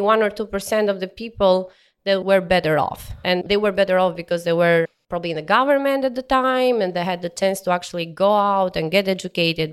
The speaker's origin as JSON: {"language": "English", "country": "Albania", "tie": "born or raised there", "also_born_or_lived": "Tirana, Albania", "second_language": "English", "moved": "as an adult", "lives_now": "Houston, United States", "said": "I'm from Bloor, Albania, which is in southeast of Albania."}